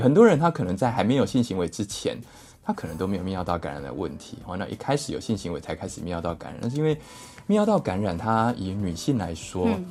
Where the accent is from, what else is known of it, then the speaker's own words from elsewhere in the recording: Taiwan; 我们台湾人很怕吃抗生素